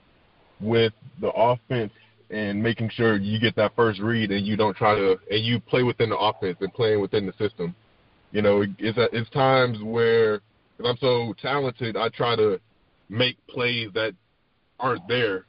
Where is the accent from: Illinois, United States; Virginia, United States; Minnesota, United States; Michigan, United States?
Virginia, United States; Richmond; I've been here for all my life, you know, born and raised in Richmond